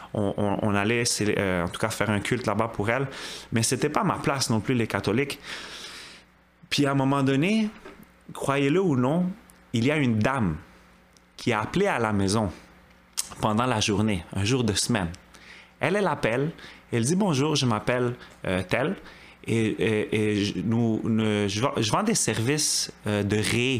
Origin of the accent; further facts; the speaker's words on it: Montreal, Quebec, Canada; j'ai grandi à Côte-des-Neiges.